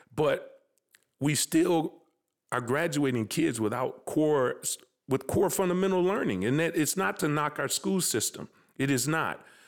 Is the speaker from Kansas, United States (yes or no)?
no; Minneapolis, Minnesota, United States; I'm proud that I'm from North Minneapolis